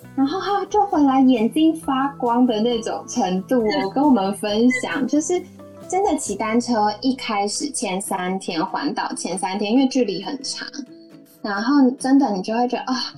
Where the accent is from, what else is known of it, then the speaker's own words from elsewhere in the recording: Taiwan; 因为我出生在这里